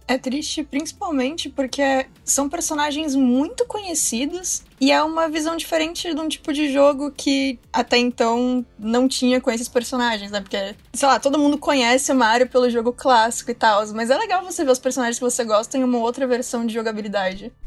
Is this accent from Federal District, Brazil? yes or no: no; Vale do Paraíba, São Paulo, Brazil; Eu venho do Vale do Paraíba também